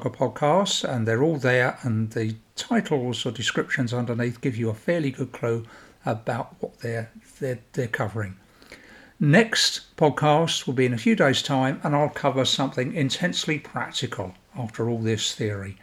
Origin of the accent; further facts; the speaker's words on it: London, United Kingdom; When I grew up in South London, as a boy, in not a rich part of South London, a fairly working class bit of South London